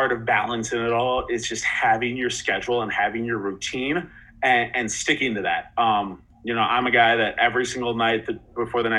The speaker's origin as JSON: {"language": "English", "area": "around Northwestern", "region": "Illinois", "country": "United States", "tie": "born or raised there", "said": "I grew up around Northwestern, around Northwestern football, doing their camps from a young age."}